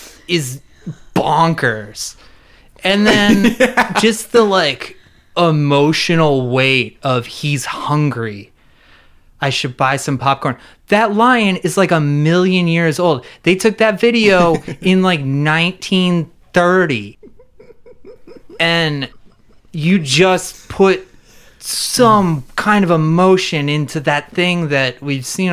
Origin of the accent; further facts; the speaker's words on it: New Jersey, United States; New Jersey, my home state.